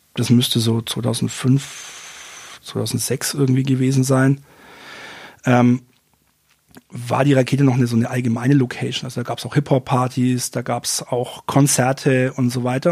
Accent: Fürth, Bavaria, Germany; now in Nuremberg, Germany; Ich bin in ja, Fürth geboren und ähm, auch aufgewachsen

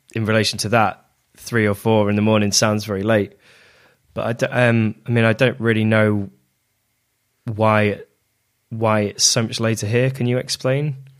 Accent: near Lincoln, East Midlands, United Kingdom; moved away as an adult; also born or lived in Sheffield; now in Manchester, United Kingdom; in Lincoln, which is the closest city to my hometown

